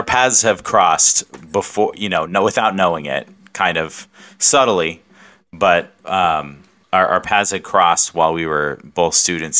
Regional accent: Southern California, United States; now in Phoenix, United States; Grew up in Southern California.

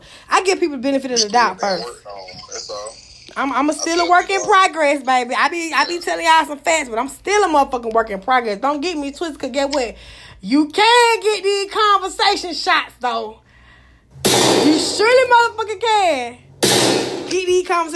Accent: Atlanta, Georgia, United States; I'm from Atlanta.

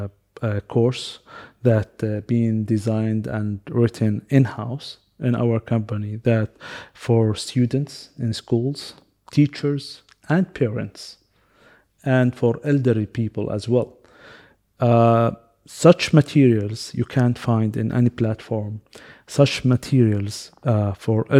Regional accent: Qatar; also born or lived in United Kingdom / Canada; I live in Qatar. I was born in Qatar and since 39 years, my parents as well. I finished my high school here

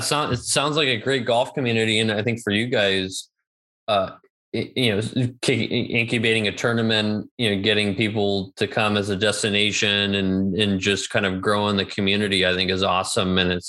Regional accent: California, United States; moved away as an adult; now in Berlin, Germany; growing up in California where you could golf year round. So it was definitely hard to grasp moving here

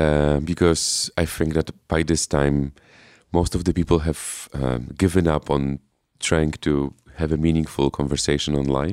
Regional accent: Poland; I am from Poland

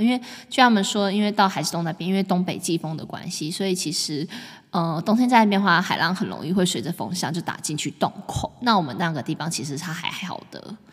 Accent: Taipei, Taiwan; 我们是台北人。对，我们就住台北

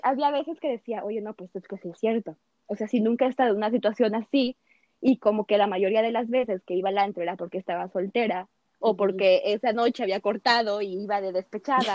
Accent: Mexico; hasta nosotras mismas como mexicanas

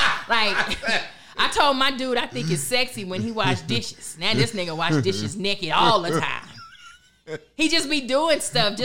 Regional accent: Southern United States, United States; Listen, I'm from the South. I don't celebrate Sweetest Day.

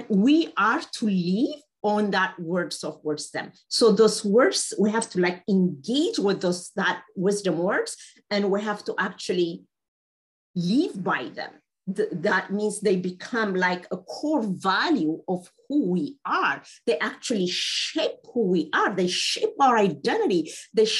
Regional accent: Ethiopia; I happen to speak Amharic. I'm from Ethiopia.

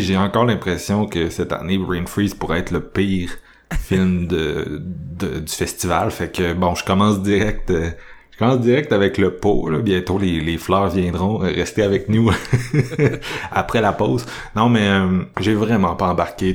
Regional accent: Quebec City, Quebec, Canada; je viens de Québec.

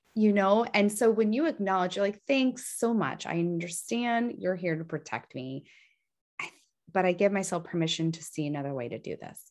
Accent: San Francisco, California, United States; I'm from San Francisco

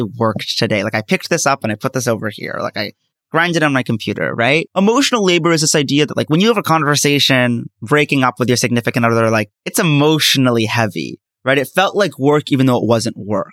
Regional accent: United States; As an American Muslim

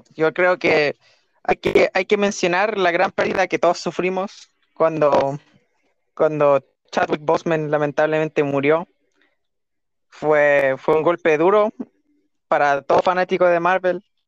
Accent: Chile; nosotros somos chilenos, no somos mexicanos

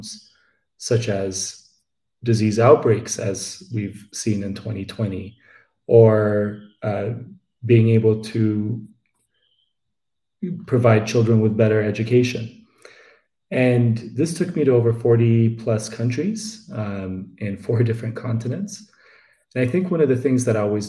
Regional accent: Addis Ababa, Ethiopia; moved away as an adult; also born or lived in United States; I am Ethiopian. I grew up in the capital, Addis Ababa, and I moved to the US for my higher education

